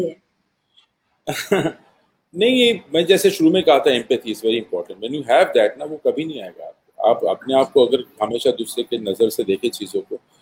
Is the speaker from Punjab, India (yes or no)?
no; Bhilai, Chhattisgarh, India; मैं भिलाई से हूँ